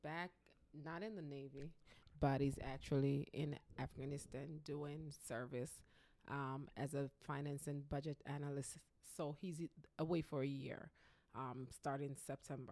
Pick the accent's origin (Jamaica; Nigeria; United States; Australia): Jamaica; moved away as an adult; So we grew up together back in Jamaica